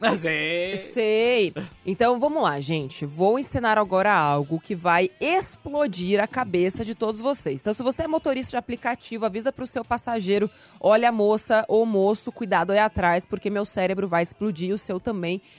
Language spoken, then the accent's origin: Portuguese; Recife, Pernambuco, Brazil; now in São Paulo, Brazil; eu vim de Recife para cá, para São Paulo, sem nenhuma reserva.